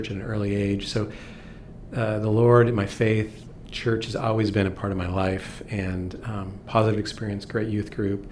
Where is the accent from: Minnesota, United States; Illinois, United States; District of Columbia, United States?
Minnesota, United States; moved away; I grew up in the Midwest, grew up in Minnesota. Great place to be from.